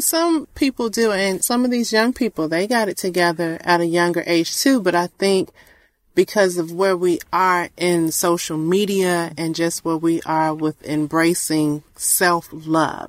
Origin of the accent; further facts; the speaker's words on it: Georgia, United States; I'm a Georgia peach